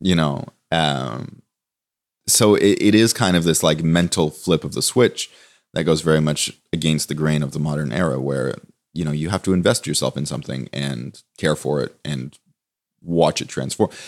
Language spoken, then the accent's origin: English; Toronto, Ontario, Canada; moved away as an adult; also born or lived in Copenhagen; I grew up in Toronto